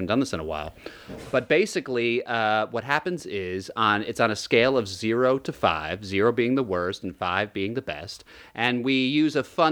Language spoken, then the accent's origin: English; New Jersey, United States; I'm from Jersey